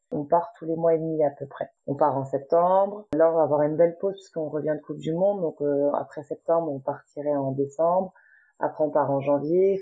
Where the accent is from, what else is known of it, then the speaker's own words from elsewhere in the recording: Paris region, Île-de-France, France; moved away as an adult; now in Laval, France; Actuellement, j'habite à Laval, mais je viens de la région parisienne